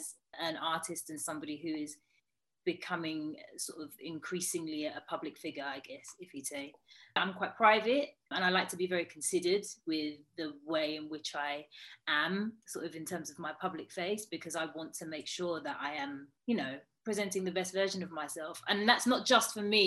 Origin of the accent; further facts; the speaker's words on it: United Kingdom; I'm Black British